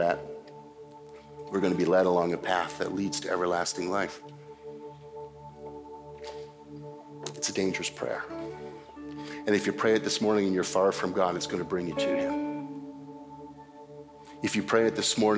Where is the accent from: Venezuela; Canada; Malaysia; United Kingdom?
Canada; as a Canadian